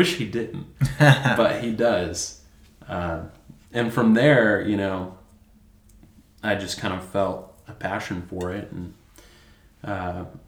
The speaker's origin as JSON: {"language": "English", "town": "Amarillo", "region": "Texas", "country": "United States", "tie": "born or raised there", "also_born_or_lived": "Nashville, Tennessee", "said": "I moved to Amarillo when I was 9 months old"}